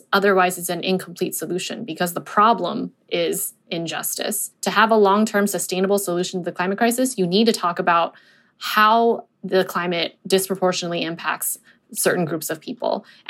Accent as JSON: {"language": "English", "area": "Inland Empire", "region": "Southern California", "country": "United States", "tie": "born or raised there", "moved": "yes", "said": "I grew up in Southern California in the Inland Empire, which is one of the most polluted areas in the country because of the huge logistics infrastructure there. There's tons of warehouses where I grew up. I grew up, you know, a mile away from a warehouse"}